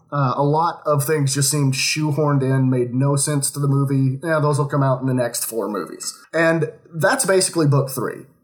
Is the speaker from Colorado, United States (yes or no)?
no; Oklahoma, United States; now in Kentucky, United States; Um, I'm from Oklahoma. Uh, very nice, nice, boring, nice. backward state.